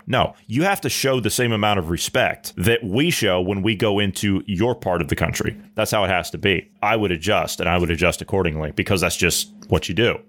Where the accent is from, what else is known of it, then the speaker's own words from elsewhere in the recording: Ohio, United States; my home state of Ohio